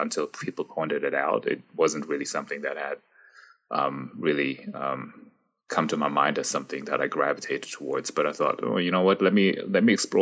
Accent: Frankfurt, Hesse, Germany; moved away as an adult; also born or lived in United States; now in Toronto, Canada; when I was very little, I grew up in Frankfurt, Germany.

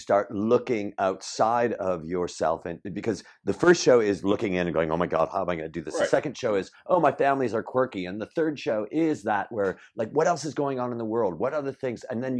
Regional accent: Chicago, Illinois, United States; I grew up in the north side

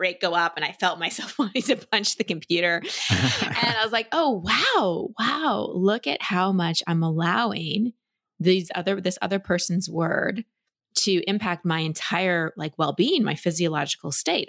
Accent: Dallas, Texas, United States; also born or lived in California; now in Austin, United States; I grew up in Dallas

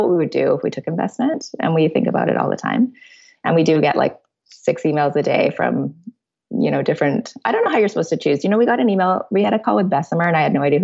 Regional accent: Canada; we're Canadian

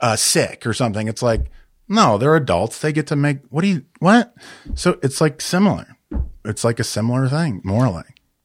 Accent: Chicago, Illinois, United States; also born or lived in Denver, Colorado / Kansas (parents); I grew up in Chicago and Denver, my, but my parents are from, uh, Kansas, city Kansas and Wichita, Kansas.

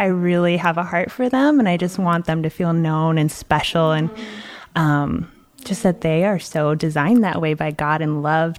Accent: Mexico; moved away as an adult; now in United States; I grew up in Mexico, far away. And I came out here when I was 18. So pretty much I grew up in the 18th century, just no running water, no electricity.

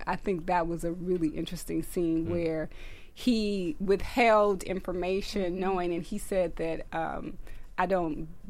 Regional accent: Texas, United States; Being from Texas

